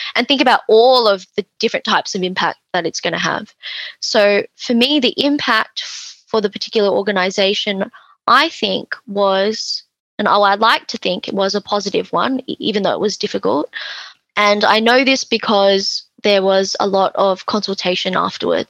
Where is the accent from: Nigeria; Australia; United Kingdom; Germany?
Australia; I'm Chinese Australian.